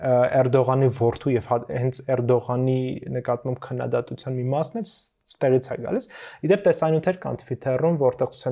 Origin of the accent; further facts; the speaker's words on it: Stepanavan, Lori, Armenia; ես Ստեփանավանից եմ